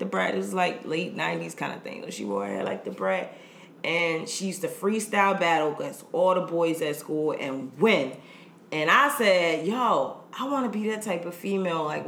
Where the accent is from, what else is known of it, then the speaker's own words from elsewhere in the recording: Fort Lauderdale, Florida, United States; moved away as an adult; now in Baltimore, United States; born and raised in Fort Lauderdale, Florida. But I'm based in Baltimore, Maryland.